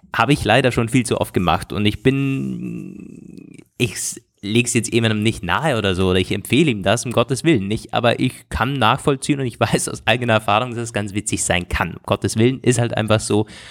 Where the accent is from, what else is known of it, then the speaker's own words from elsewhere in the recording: Germany; vom Bodensee, wo ich herkomme, so aus der Region